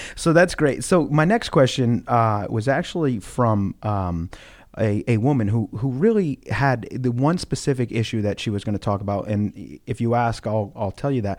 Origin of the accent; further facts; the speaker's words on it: United States; as an American here